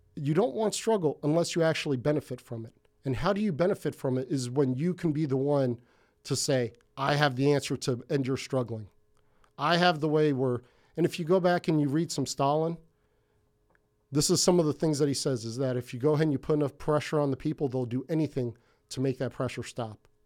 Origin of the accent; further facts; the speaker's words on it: Hawaii, United States; now in Ventura, United States; from Hawaii, that's where I felt the most comfortable in my life. So I'm not Hawaiian, um, not an islander or anything like